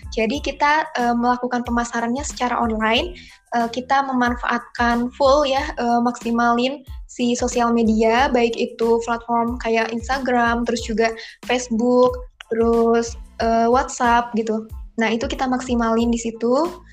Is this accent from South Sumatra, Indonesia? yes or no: no; Kuningan, West Java, Indonesia; asal dari Kuningan, Jawa Barat